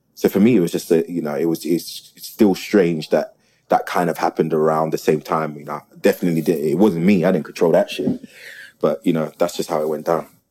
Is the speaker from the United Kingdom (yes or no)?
yes; South London, United Kingdom; I was born and raised in the community. I'm from South